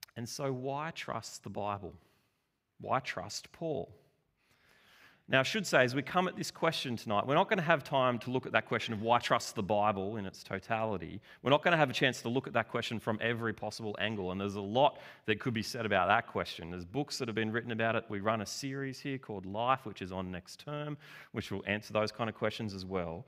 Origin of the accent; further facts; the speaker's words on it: Australia; we're from Australia. you know, the land of tall poppies and the underdog.